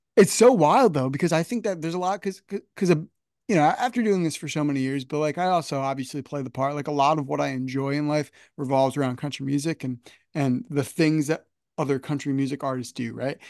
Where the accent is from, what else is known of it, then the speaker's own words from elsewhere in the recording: United States; I'm just outside New York City